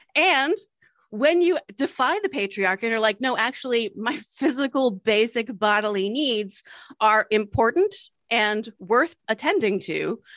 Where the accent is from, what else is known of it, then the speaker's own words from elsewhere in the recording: Delaware, United States; we were born and raised in Delaware